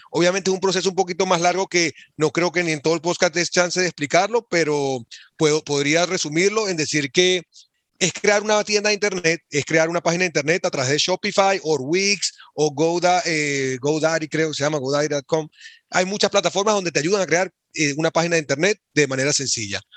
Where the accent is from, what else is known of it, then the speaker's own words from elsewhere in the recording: Venezuela; moved away as an adult; now in Boston, United States; nací y crecí en Venezuela